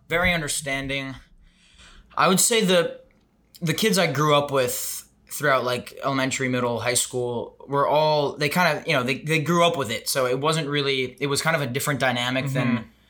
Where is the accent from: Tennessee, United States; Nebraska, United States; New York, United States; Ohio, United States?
New York, United States; Chappaqua; I'm originally from New York, Westchester, New York, Chappaqua, which is home to the Clintons.